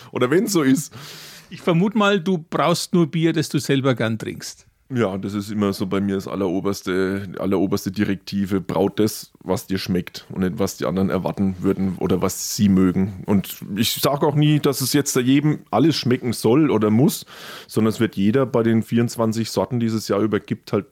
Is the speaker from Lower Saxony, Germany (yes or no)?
no; Würzburg, Bavaria, Germany; Friedensbräu als Würzburger denkt man natürlich ans Bestattungsinstitut, ne?